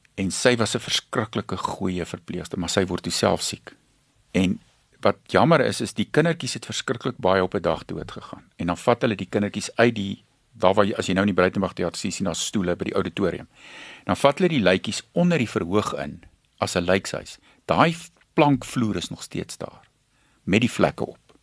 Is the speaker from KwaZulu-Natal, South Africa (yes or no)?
yes; Pongola, KwaZulu-Natal, South Africa; ek het groot geword in Pongola op 'n plaas